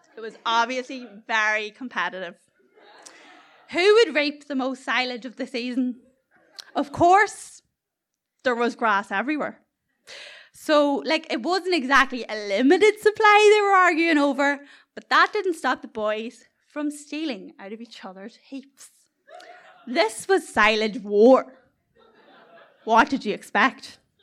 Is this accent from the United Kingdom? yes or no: yes; South Armagh, Northern Ireland, United Kingdom; accent: culchie; I come from the beautifully scenic middle of nowhere, South Armagh